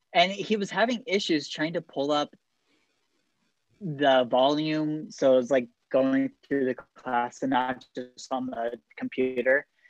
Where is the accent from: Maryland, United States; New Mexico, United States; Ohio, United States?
Ohio, United States; Bryan; Jordan and I have been growing up in Bryan, Ohio